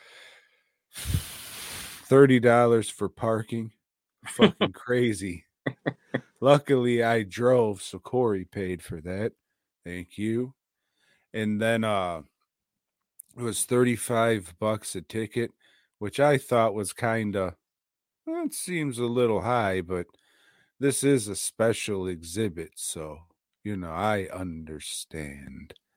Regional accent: United States; being an American

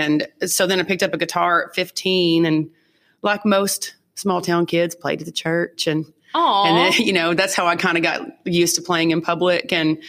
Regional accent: Jack County / Clay County, near Wichita Falls, Texas, United States; now in Fort Worth, United States; I'm originally from Jack County in Clay County, which is kind of up near Wichita Falls.

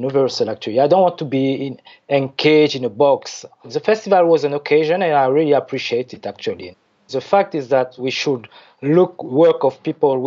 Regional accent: French Guiana; also born or lived in Paris / Zurich; I was born there in French Guiana

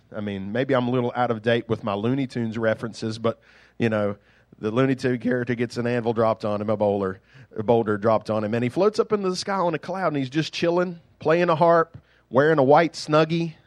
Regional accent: United States; accent: country; I grew up in the suburbs of Silvetas

